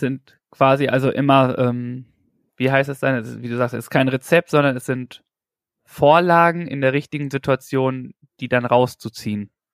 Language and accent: German; North Rhine-Westphalia, Germany; ich komme aus Nordrhein-Westfalen